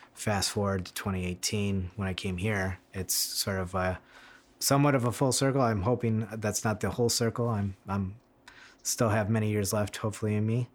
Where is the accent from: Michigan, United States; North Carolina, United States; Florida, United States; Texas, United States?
Michigan, United States; moved away as an adult; now in Sonoma, United States; growing up in Michigan